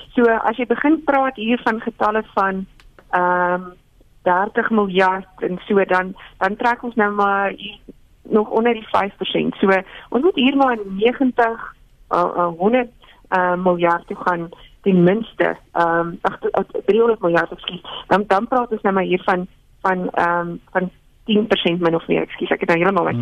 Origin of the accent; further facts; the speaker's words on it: South Africa; ons as Suid-Afrikaners